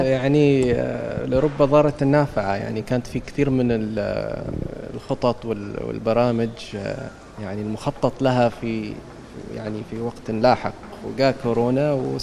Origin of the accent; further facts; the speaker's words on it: Oman; نحن كعمانيين وحبنا لعمان